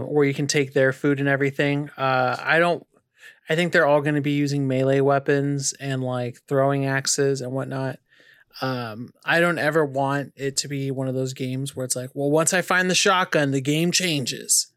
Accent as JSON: {"language": "English", "region": "California", "country": "United States", "tie": "born or raised there", "also_born_or_lived": "Arizona", "moved": "yes", "lives_now": "North Carolina, United States", "said": "being born and raised in California, then living in Arizona in the desert, and then coming to North Carolina"}